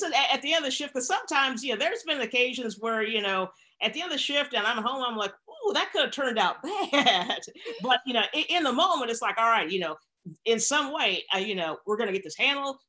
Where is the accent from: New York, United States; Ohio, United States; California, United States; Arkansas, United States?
Arkansas, United States; Bentonville; moved away as an adult; I was raised in Bentonville, Arkansas, which is the home of Walmart